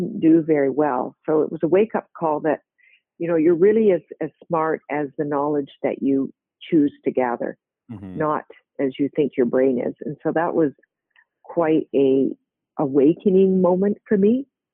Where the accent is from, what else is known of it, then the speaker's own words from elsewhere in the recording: Victoria, British Columbia, Canada; moved away as an adult; also born or lived in Winnipeg, Manitoba / New Zealand / Hawaii; I grew up really a West Coast girl in British Columbia for the most part